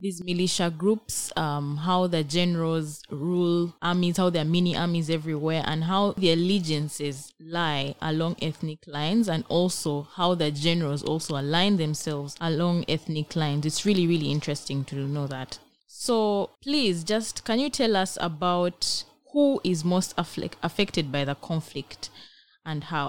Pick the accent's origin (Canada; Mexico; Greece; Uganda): Uganda; now in Israel; I am a BGU student, Africa Studies from Uganda